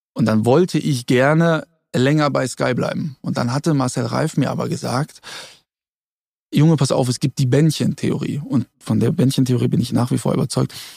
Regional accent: Germany; ich bin in Deutschland geboren

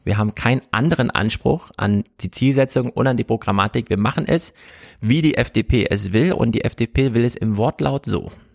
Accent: East Germany, Germany; Ich bin ja Ossi

